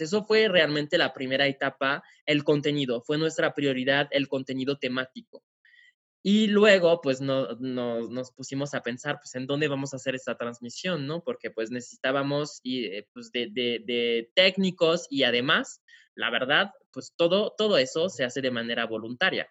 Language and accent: Spanish; France; moved away as an adult; now in Mexico; soy francés, llevo aquí viviendo en México ocho años